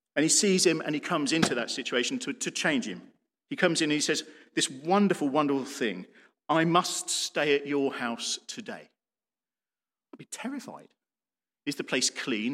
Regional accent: United Kingdom

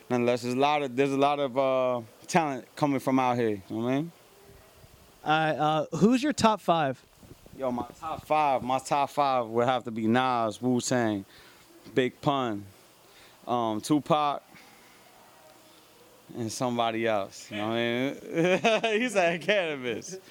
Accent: Lakewood, New Jersey, United States; born there; also born or lived in Miami / New York; I was born in Lakewood, New Jersey. You know what I'm saying? Jersey born. Then I lived in Miami.

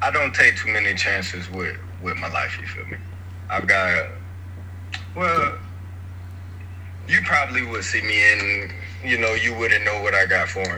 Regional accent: Georgia, United States; also born or lived in Tennessee; I lived in Tennessee for a little while, but I'm really from Georgia

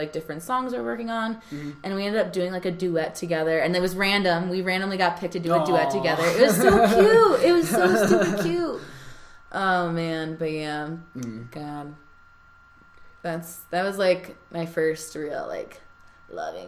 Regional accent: New York, United States; moved away as an adult; now in Denver, United States; we grew up in New York together

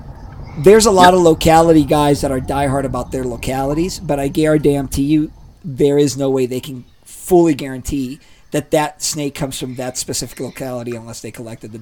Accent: Ecuador; moved away; so I grew up down in Ecuador, right?

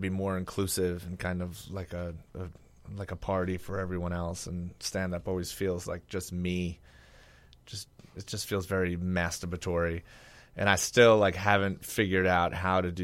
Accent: New York City, New York, United States; moved away as an adult; I lived in Staten Island for 40 years

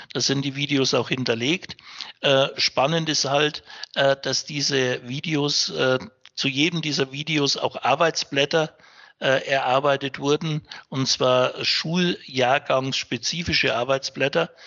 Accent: Upper Franconia, Bavaria, Germany; bin gebürtiger Franke, also auch einheimisch

